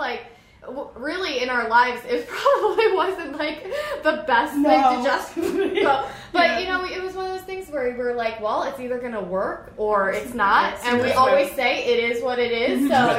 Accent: the Poconos, Pennsylvania, United States; now in Royersford, United States; I'm actually originally from the Poconos.

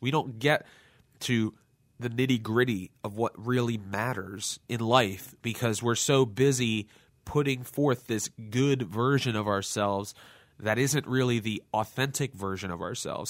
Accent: Lansdale, Pennsylvania, United States; my hometown Lansdale

